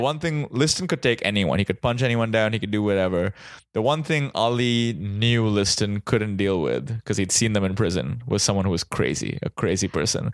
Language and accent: English; Mumbai, Maharashtra, India; now in United States; I grew up in Mumbai in India